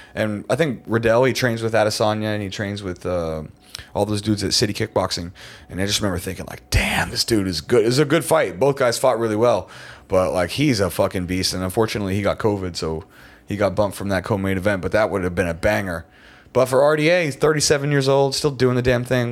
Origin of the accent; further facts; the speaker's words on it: West Virginia, United States; I'm from West Virginia. That is some rural ass hillbilly shit